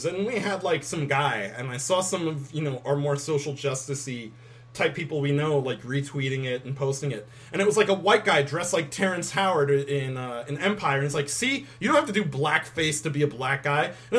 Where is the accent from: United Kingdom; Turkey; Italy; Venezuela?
United Kingdom; Fuck you. I'm British.